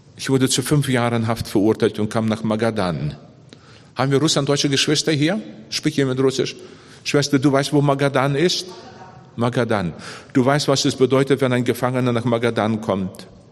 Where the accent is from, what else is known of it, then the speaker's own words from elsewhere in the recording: Bavaria, Germany; bei uns in Bayern